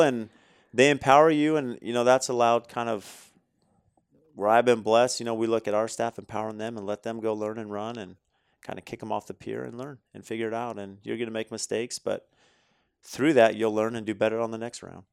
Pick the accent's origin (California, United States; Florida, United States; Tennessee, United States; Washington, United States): California, United States; growing up in California